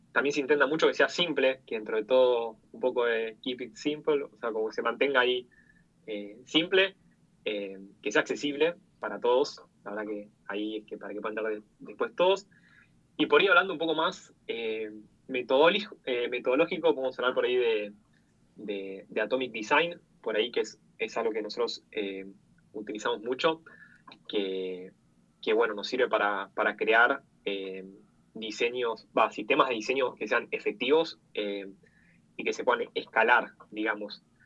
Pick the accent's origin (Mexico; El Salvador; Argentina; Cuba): Argentina; soy, bueno, de Argentina, tengo 26 años